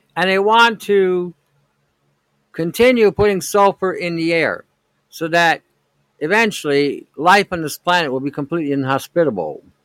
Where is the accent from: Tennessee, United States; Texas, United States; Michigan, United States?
Michigan, United States; Detroit; I grew up in Detroit back in '67. We had the riots, the, the race riots in Detroit